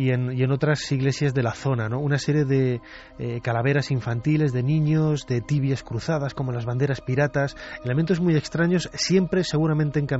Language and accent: Spanish; Castile and León, Spain; No solamente como leonés, porque yo soy de, de allí, es, es mi tierra